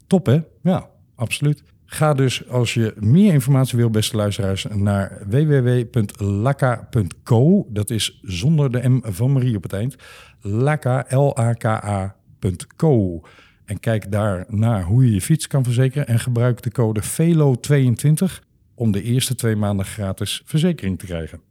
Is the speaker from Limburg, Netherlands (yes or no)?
yes; Limburg, Netherlands; now in Amsterdam, Netherlands; ik ben een Limburger ah. van geboorte